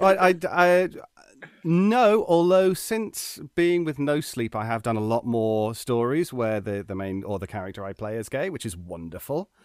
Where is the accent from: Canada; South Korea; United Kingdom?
United Kingdom; as a British person